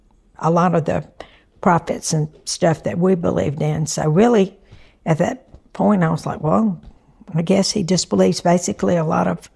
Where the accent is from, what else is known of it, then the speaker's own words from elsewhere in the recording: Perdido, Alabama, United States; I'm Omar's mother. I'm from Perdido, Alabama. It's a little country town.